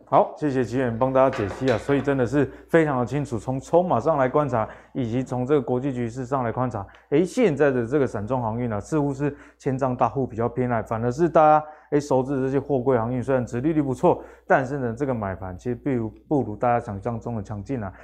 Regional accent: Taiwan; 我们台湾人嗯。奴性这么重

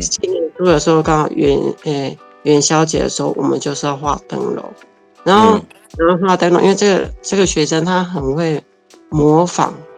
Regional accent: Gaomei Wetlands area, Taichung, Taiwan; moved away as an adult; now in Taichung, Taiwan; 我来到台中的时候，因为我很想念我的家乡

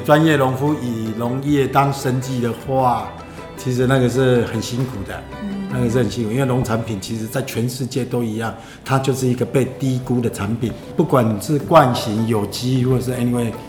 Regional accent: Kaohsiung, Taiwan; accent: Kaohsiung accent mixed with northern; also born or lived in Taipei; now in Hualien, Taiwan; 我老家在高雄啊。嗯。后来都在台北上班嘛。嗯。然后这十年就在花莲这样子

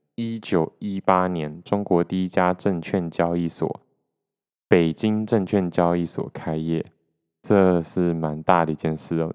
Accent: Taiwan; 我是出生在台湾

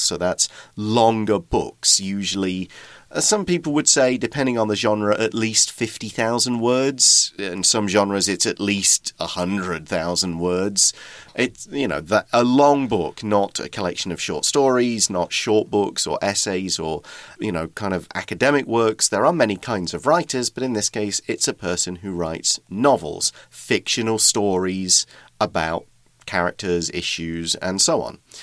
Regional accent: United Kingdom; accent: regional British accent; moved away as an adult; now in Taiwan; I'm an emigrant from Britain

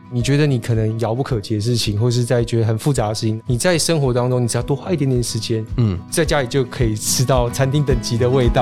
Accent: Keelung, Taiwan; now in Taipei, Taiwan; 我是基隆人，是。那我大部分时间都待在台北

